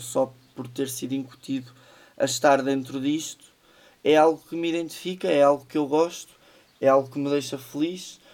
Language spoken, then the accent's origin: Portuguese; Manhouce, Viseu, Portugal; é a minha terra, tenho, tenho cá a minha família, foi cá que eu cresci.